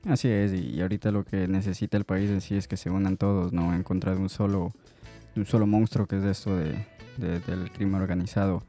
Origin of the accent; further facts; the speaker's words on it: Ecuador; moved away; soy ecuatoriano